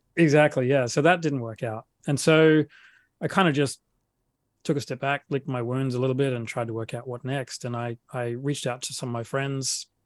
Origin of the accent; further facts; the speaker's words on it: Adelaide, South Australia, Australia; accent: Australian; moved away as an adult; now in Sydney, Australia; I grew up in uh, in South Australia in a city called Adelaide